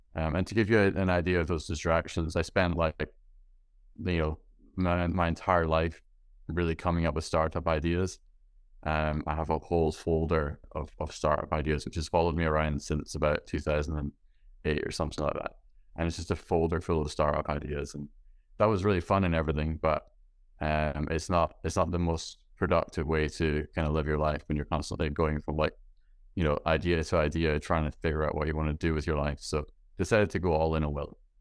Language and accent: English; Scotland, United Kingdom; being from Scotland where it's, uh, it's dark and rainy